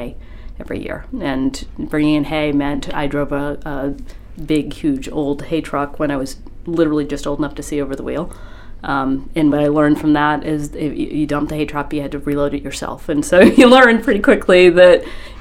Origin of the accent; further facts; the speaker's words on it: Winn, Maine, United States; I grew up in Wynn, Maine, which is about an hour north of Bangor